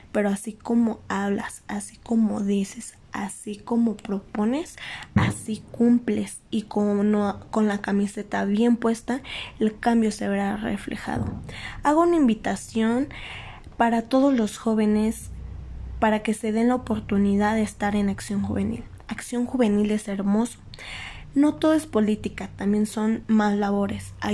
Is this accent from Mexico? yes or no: yes; Mexico; Hay que saber ganarnos los lugares porque los jóvenes somos el futuro de México.